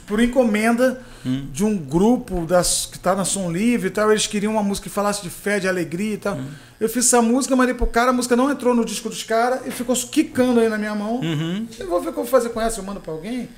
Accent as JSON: {"language": "Portuguese", "town": "Macaé", "region": "Rio de Janeiro", "country": "Brazil", "tie": "born or raised there", "said": "pé de Macaé, onde eu fui criado ali"}